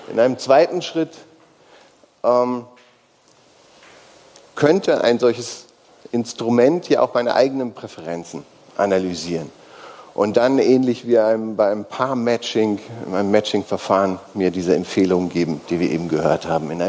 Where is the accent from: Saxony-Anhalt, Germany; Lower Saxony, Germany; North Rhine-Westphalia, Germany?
North Rhine-Westphalia, Germany; born there; Ich bin gebürtiger Nordrhein-Westfale und im Moment auch gemeldet in Nordrhein-Westfalen.